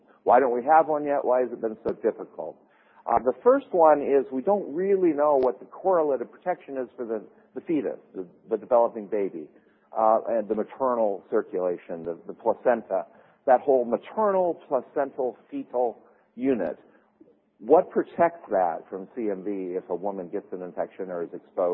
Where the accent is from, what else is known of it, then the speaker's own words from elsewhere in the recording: Minnesota, United States; I'm from Minnesota